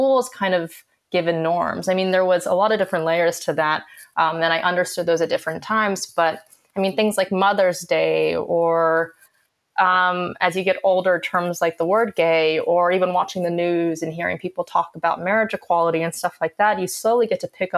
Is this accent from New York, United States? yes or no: no; Santa Fe, New Mexico, United States; also born or lived in California; I was born in California and moved to New Mexico when I was in fourth grade.